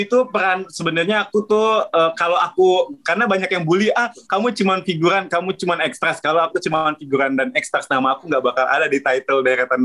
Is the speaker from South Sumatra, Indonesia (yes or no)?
yes; Palembang, South Sumatra, Indonesia; now in Jakarta, Indonesia; dari kecil waktu di Palembang